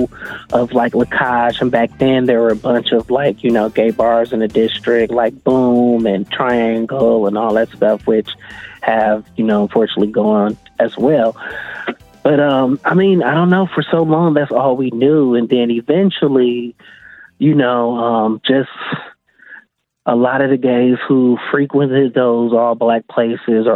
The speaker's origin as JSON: {"language": "English", "town": "Milwaukee", "region": "Wisconsin", "country": "United States", "tie": "born or raised there", "said": "I'm originally from what's technically like the poorest zip code in Milwaukee, 53206. I grew up on 18th and Center"}